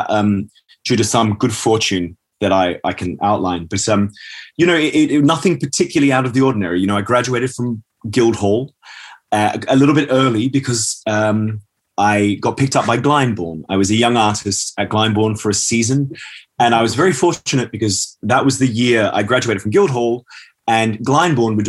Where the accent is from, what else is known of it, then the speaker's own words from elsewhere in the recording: Australia; moved away; also born or lived in Scotland / London; I am a Scottish-born, Australian-raised child of an English father and a Brazilian mother